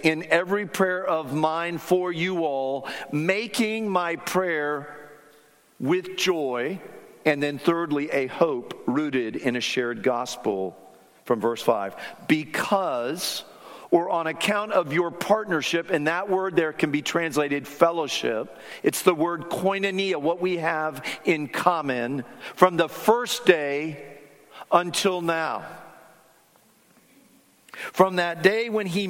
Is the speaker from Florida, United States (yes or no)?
yes; South Florida, United States; When I was 7 or 8 years of age growing up in South Florida